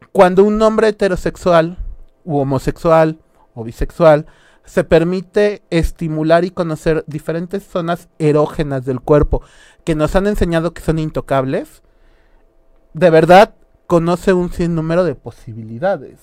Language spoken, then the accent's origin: Spanish; Mexico